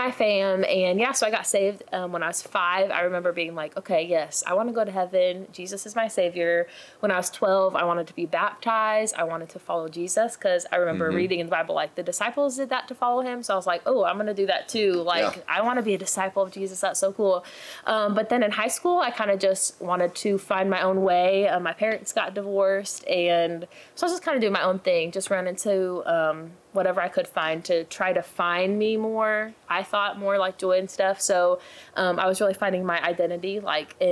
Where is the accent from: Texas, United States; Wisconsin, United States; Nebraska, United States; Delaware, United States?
Nebraska, United States; now in Myrtle Beach, United States; I'm actually from Nebraska.